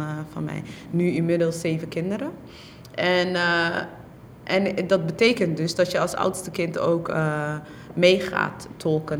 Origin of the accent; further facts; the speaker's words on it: Netherlands; also born or lived in Somalia; ik ben een AZC-kind. Ik ben in AZC's opgegroeid.